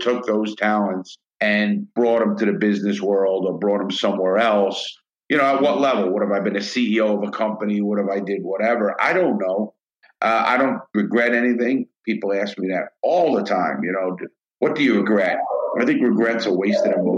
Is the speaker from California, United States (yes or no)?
no; New York City, New York, United States; also born or lived in Brooklyn, New York; I grew up in the Bronx, New York, and then Brooklyn.